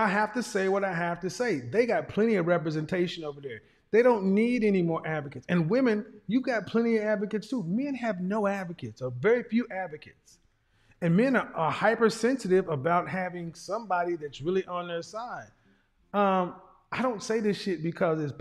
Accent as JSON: {"language": "English", "region": "Oklahoma", "country": "United States", "said": "I'm a guy from Oklahoma"}